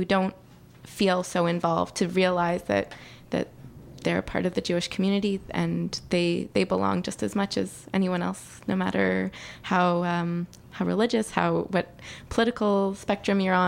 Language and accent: English; Montreal, Quebec, Canada; growing up in Montreal